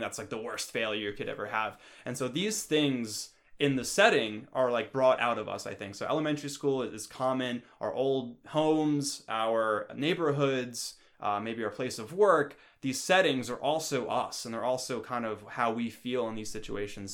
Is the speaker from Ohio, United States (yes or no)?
no; New York, United States; moved away; I come from New York and the East Coast